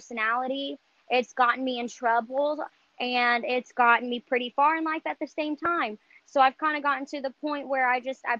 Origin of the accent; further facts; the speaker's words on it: North Richland Hills, Texas, United States; I was born and raised in North Richland Hills